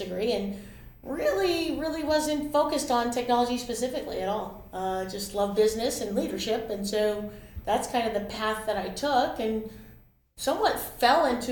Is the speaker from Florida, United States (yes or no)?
no; Los Angeles, California, United States; I'm actually born and raised in Los Angeles